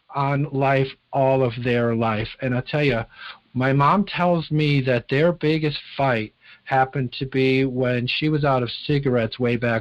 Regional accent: Chicago, Illinois, United States; now in Wisconsin, United States; I grew up in Chicago, Illinois, and I grew up about 15 minutes from O'Hare Airport

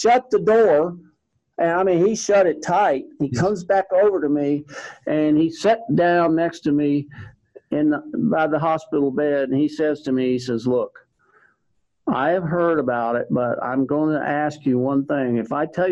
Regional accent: Texas, United States; growing up in Texas

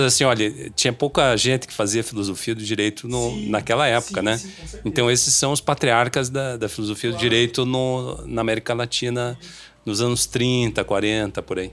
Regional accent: Brazil; O nosso mundo da vida enquanto brasileiro

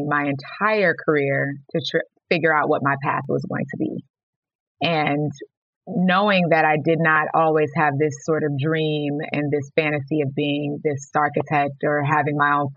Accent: Houston, Texas, United States; moved away as an adult; also born or lived in Los Angeles; I moved back to my hometown of Houston, Texas

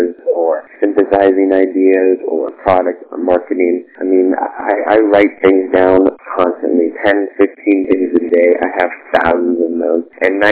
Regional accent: Southwest Florida, United States; I go to FCCU now. I play on the hockey team there. It's my hometown. I grew up here

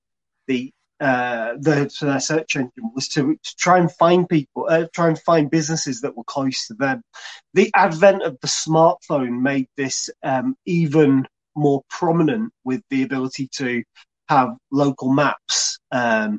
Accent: Chorley, North West England, United Kingdom; also born or lived in Preston; now in Bacup, United Kingdom; I'm from Chorley. Born in Preston

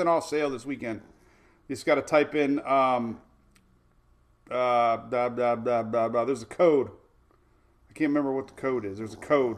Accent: Oldsmar, Florida, United States; We are live from Oldsmar, Florida, my hometown

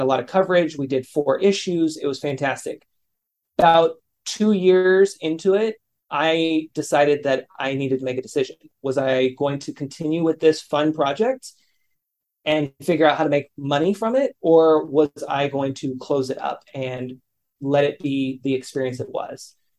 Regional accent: California, United States; my hometown here in California

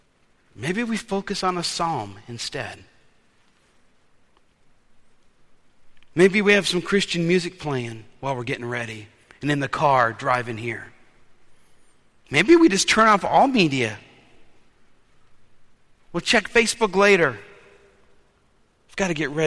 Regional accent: New Orleans, Louisiana, United States; When I was a kid, growing up in New Orleans, we were taught to wear our best clothes to worship

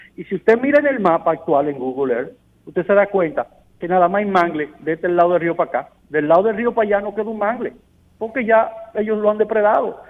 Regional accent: Dominican Republic

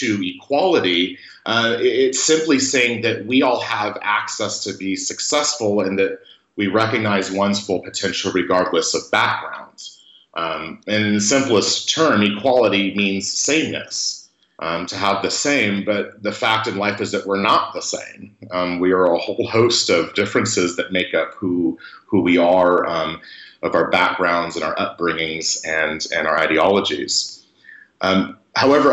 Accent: Mariposa, California, United States; I grew up in Mariposa, California

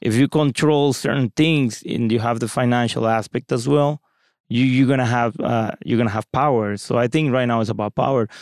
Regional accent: Mexico; moved away as an adult; now in United States; I come from Mexico, Latin America

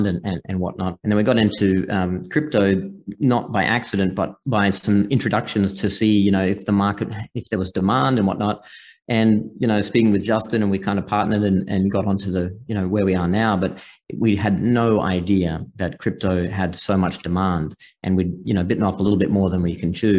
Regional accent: far north Queensland, Australia; accent: Australian; moved away as an adult; also born or lived in Singapore / Hong Kong / Malta; now in United States; I grew up in the bush in Australia, far north Queensland, kind of off grid, and just it's very remote and rural where I was.

